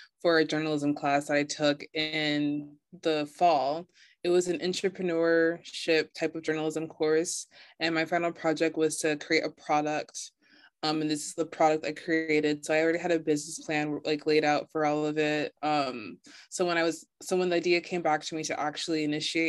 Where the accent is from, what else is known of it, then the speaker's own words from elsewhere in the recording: Dallas, Texas, United States; moved away as an adult; now in Washington, DC, United States; I am 24 from Dallas, Texas.